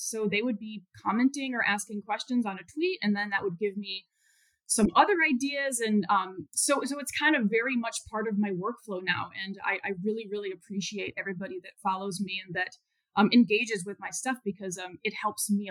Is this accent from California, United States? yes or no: no; Chicago, Illinois, United States; moved away; also born or lived in Houston; I'm from the Chicago area, but I did not grow up on a farm. I grew up in the suburbs